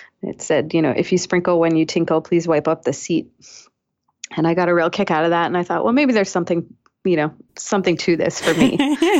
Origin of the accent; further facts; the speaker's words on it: Weymouth, Massachusetts, United States; now in Chicago, United States; I'm from Weymouth, Massachusetts.